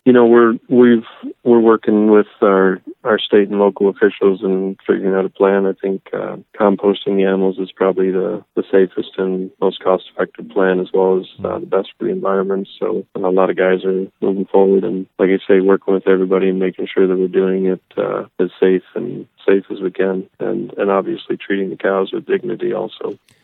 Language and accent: English; Minnesota, United States; moved away; I grew up in Minnesota